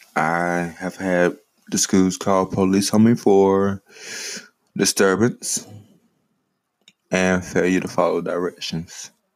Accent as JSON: {"language": "English", "town": "Greenwood", "region": "South Carolina", "country": "United States", "tie": "born or raised there", "also_born_or_lived": "Richmond, Virginia / Saluda, South Carolina", "lives_now": "Ninety Six, United States", "said": "I was born in Greenwood, South Carolina."}